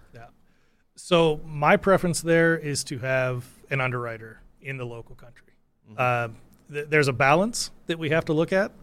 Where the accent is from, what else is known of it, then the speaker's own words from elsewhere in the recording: United States; my home country, the states